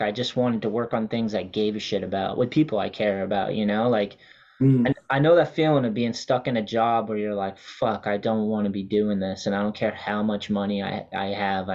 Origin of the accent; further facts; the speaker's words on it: New Hampshire, United States; moved away; also born or lived in Wareham, Massachusetts; growing up because I was from New Hampshire and then Massachusetts skating